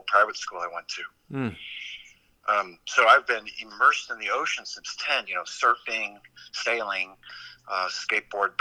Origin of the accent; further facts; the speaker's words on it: San Juan, Puerto Rico; also born or lived in Midwest, United States / British Virgin Islands; now in Hawaii, United States; since I was 13 years old, growing up in San Juan, Puerto Rico